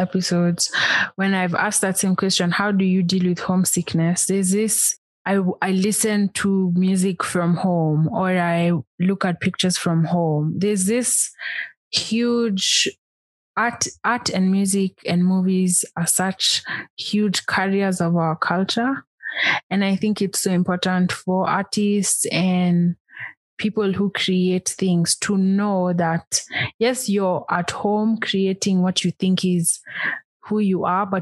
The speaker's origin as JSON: {"language": "English", "country": "Kenya", "said": "as a Kenyan"}